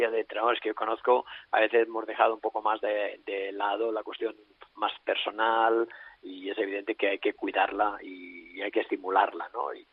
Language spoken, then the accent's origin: Spanish; Alella, Catalonia, Spain; entrenar aquí en mi pueblo, en Alella, entraré en mi pueblo, en Alella.